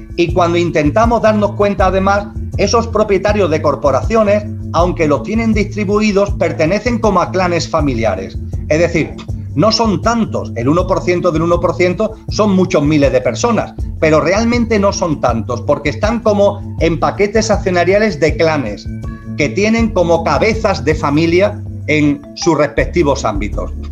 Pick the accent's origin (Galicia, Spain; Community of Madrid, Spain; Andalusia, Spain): Andalusia, Spain; soy andaluz